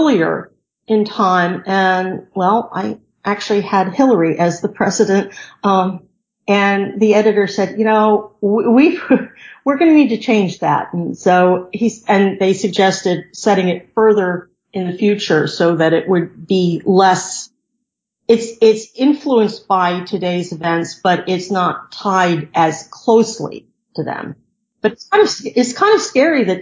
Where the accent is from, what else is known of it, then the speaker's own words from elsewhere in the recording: D.C., District of Columbia, United States; I grew up near Washington, D.C.